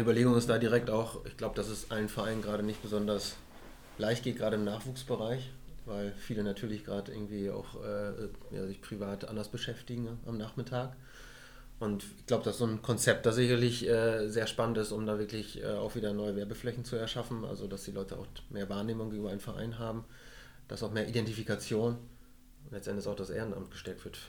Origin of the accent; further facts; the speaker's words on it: Emsland, Lower Saxony, Germany; Als gebürtiger Emsländer